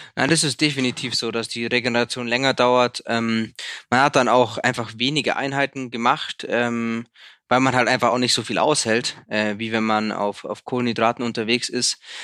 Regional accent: Sonthofen, Bavaria, Germany; Sonnthof, meine Heimatstadt, hat 21.000

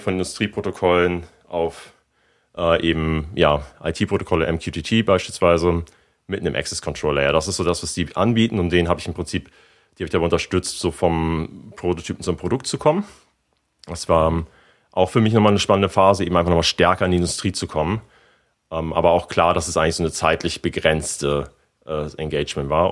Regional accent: Germany; also born or lived in Hamburg / San Francisco; als äh, ja, Deutscher

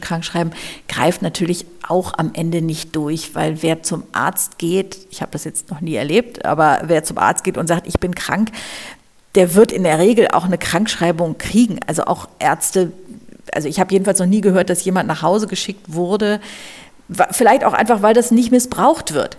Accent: Hamburg, Germany; now in Berlin, Germany; Ich bin ja Hamburgerin

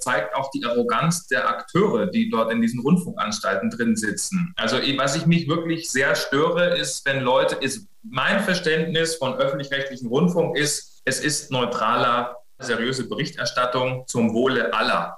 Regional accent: Bavaria, Germany; now in Berlin, Germany; Also ich komme ja ursprünglich aus Bayern

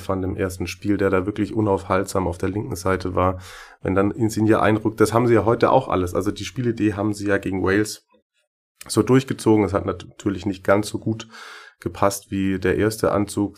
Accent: Schwäbisch Hall, Baden-Württemberg, Germany; accent: Swabian; ich versuche das Schwäbeln in der nächsten halben Stunde ein bisschen zu unterdrücken

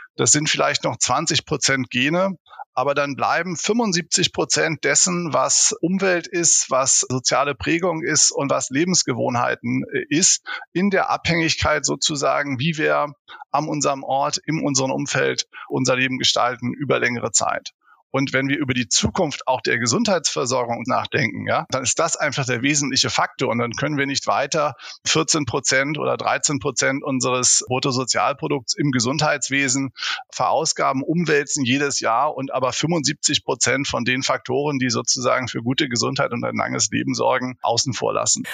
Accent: Hamburg, Germany; now in Heidelberg, Germany; wissen wir beide als Hamburger

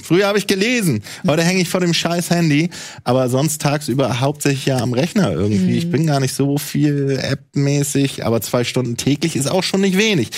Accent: Bremen, Germany; moved away as an adult; also born or lived in Mecklenburg-Vorpommern; now in Hamburg, Germany; Ich bin ja gebürtiger Ossi aus Mecklenburg-Vorpommern, bin dann 90 nach Bremen gekommen und bin 2012 nach Hamburg gekommen

